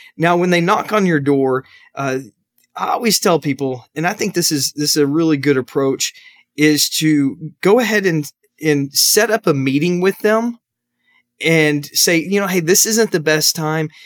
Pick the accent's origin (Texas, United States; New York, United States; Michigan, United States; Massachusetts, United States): Texas, United States; Arlington; I grew up in Arlington, Texas